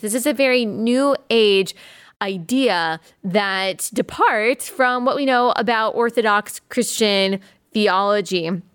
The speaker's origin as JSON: {"language": "English", "region": "the South", "country": "United States", "said": "I'm from the South"}